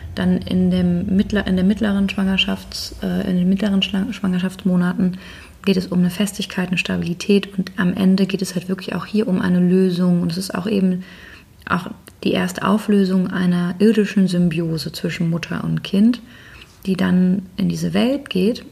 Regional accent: Northern Germany, Germany; ich bin jetzt als Norddeutsche

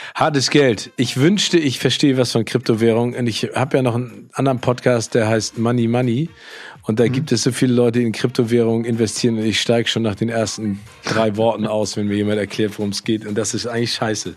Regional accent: Hamburg, Germany; born or raised there

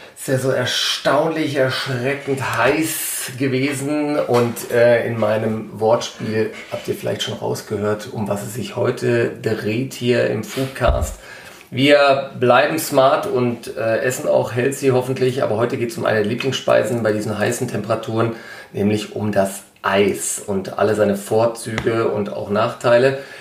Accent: Ruhr area, North Rhine-Westphalia, Germany; heißt es ja bei uns im Ruhrgebiet

